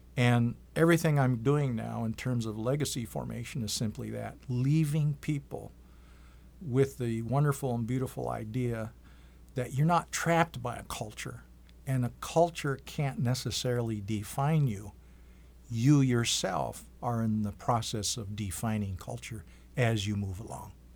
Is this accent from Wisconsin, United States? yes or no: yes; Green Bay, Wisconsin, United States; now in Iowa City, United States; Originally, I'm from the Oneida Indian Reservation in, uh, Green Bay, Wisconsin